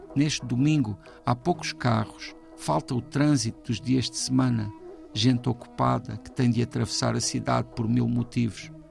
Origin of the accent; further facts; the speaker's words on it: Portugal; como português